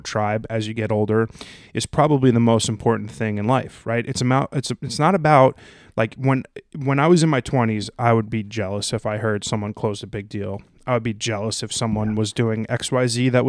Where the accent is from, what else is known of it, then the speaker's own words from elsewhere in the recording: New Jersey, United States; as a Jersey Italian